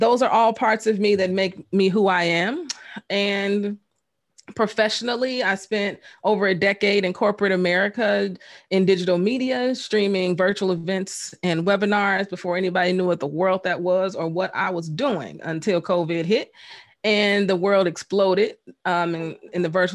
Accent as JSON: {"language": "English", "town": "Chicago", "region": "Illinois", "country": "United States", "tie": "born or raised there", "said": "Born and raised on the South Side of Chicago"}